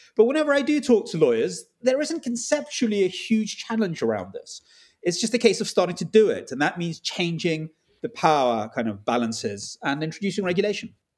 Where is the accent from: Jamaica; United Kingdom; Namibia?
United Kingdom; England; I was brought up in England